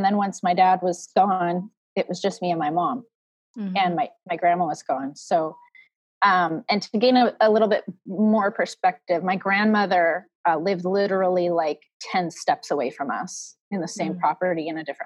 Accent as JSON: {"language": "English", "region": "West Coast", "country": "United States", "tie": "born or raised there", "also_born_or_lived": "Midwest", "said": "I grew up in the West Coast and I moved away to the Midwest"}